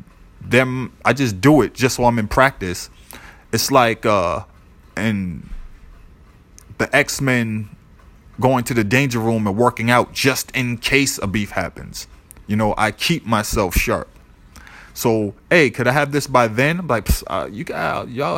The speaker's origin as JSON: {"language": "English", "town": "Boston", "region": "Massachusetts", "country": "United States", "said": "I'm from Boston"}